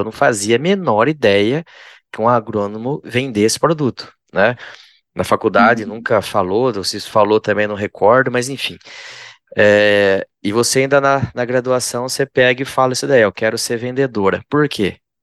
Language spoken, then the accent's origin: Portuguese; interior of São Paulo, Brazil; eu sou do interior de São Paulo também